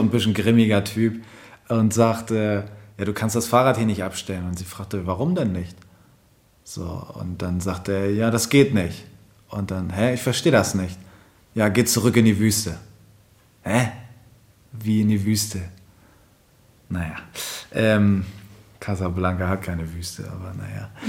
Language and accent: German; Germany; typischer Deutscher, ich bin zum Beispiel auch auf dem Dorf groß geworden